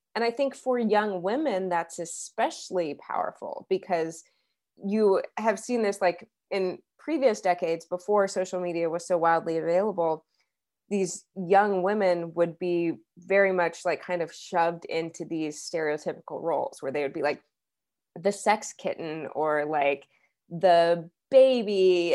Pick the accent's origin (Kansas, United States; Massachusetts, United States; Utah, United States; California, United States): Kansas, United States; Wichita; moved away as an adult; also born or lived in New York City; now in Lawrence, United States; when I was growing up in Kansas